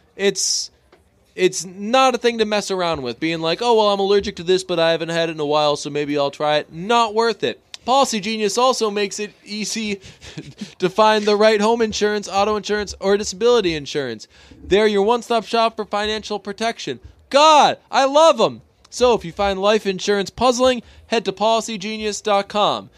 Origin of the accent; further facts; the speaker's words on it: Boston suburbs, Massachusetts, United States; I'm from the burbs. So I'm not really from Boston